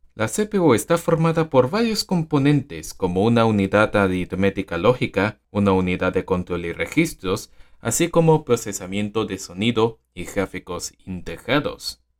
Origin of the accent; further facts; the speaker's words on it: Venezuela; en mi país, Venezuela